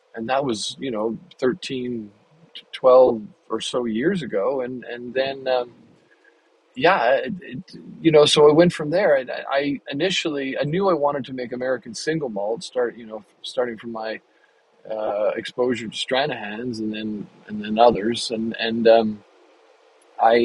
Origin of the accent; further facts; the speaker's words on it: Canada; moved away as an adult; now in United States; I moved to the U.S. 20 years ago, 21 years ago now. And when we got here, as a Canadian